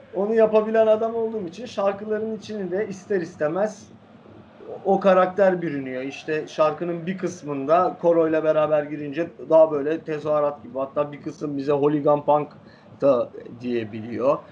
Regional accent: Fenerbahçe, Istanbul, Turkey; Fenerbahçe'de oturuyoruz.

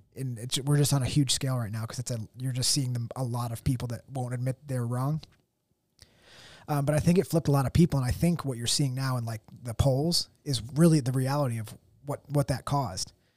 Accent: United States; as an American

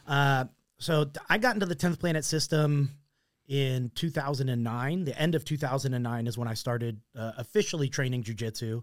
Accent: Mesa, Arizona, United States; I grew up in Mesa

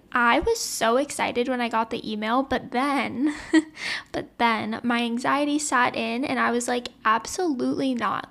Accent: Louisiana, United States; now in Los Angeles, United States; I was born and raised in Louisiana

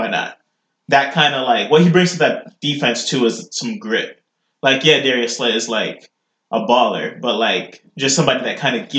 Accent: Central Florida, United States; we're from the Central Florida area

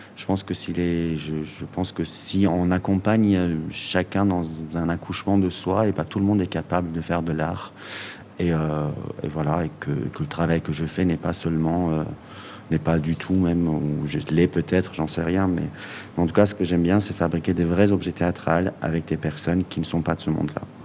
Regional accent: Iran; now in Belgium; mon pays d'origine, qui est l'Iran

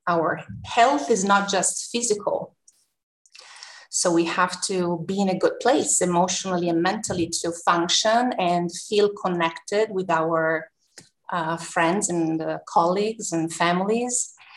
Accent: Tuscany, Italy; moved away as an adult; also born or lived in New York, United States; now in Rome, Italy; born and raised in Tuscany, a very small town

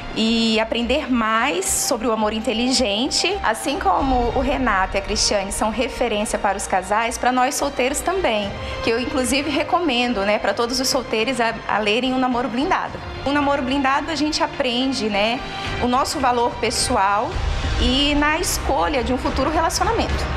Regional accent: Porto Velho, Rondônia, Brazil; Eu sou de Rondônia, de Porto Velho, que é a capital

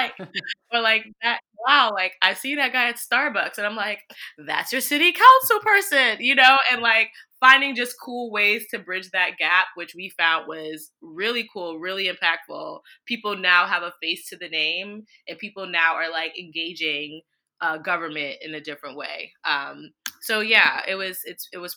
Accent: New York City, New York, United States; also born or lived in Brooklyn; Khaair and I grew up in Jamaica, Queens

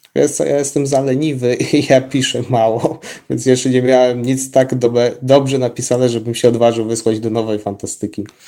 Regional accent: Zamość, Lublin Voivodeship, Poland; u nas w Zamościu

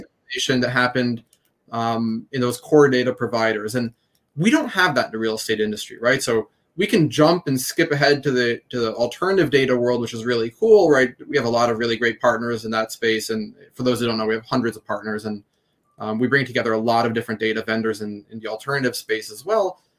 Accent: Jerusalem, Jerusalem District, Israel; moved away as an adult; we grew up in Jerusalem, um, and as teenagers, we started our first company

